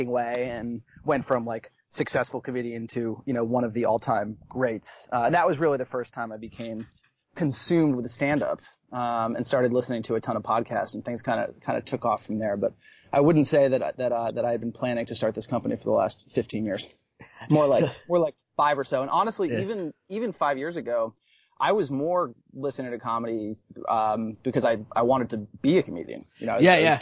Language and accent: English; just north of New York City, United States; I'm from just north of New York City.